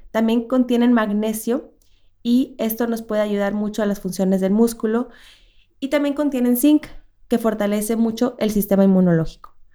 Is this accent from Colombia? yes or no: no; Monterrey, Nuevo León, Mexico; yo soy del norte de Monterrey y se acostumbra mucho